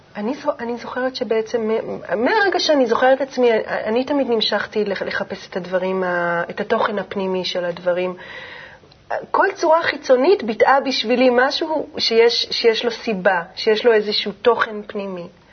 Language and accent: Hebrew; Jezreel Valley, Northern District, Israel; גדלתי בעמק יזרעאל